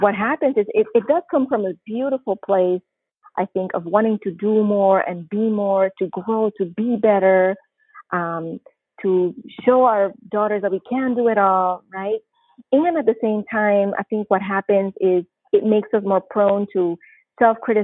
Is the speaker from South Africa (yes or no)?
no; Panama; moved away as an adult; also born or lived in New Jersey / Missouri / California; now in Oregon, United States; I'm originally from Panama, born and raised, and as of March this year, I will have been living in the United States for 30 years